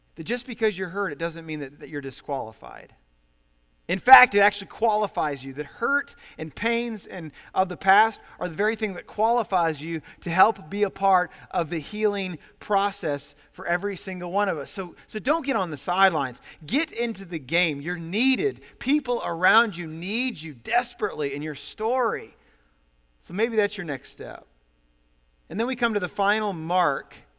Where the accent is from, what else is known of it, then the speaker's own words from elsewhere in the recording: Ohio, United States; I come from Ohio, and, uh, I'm the oldest of five kids. We had seven people, seven people in our family in a very small home